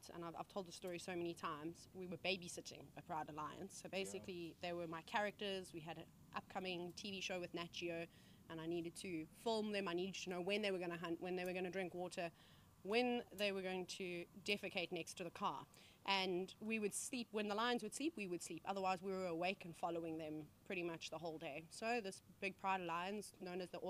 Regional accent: South Africa; As a kid, as most South African safari fanatics

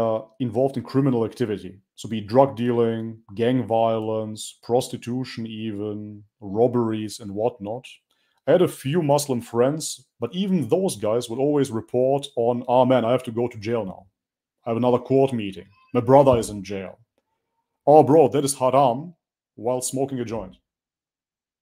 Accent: North Macedonia; culturally, I am from Macedonia. That is a small country on the Balkan

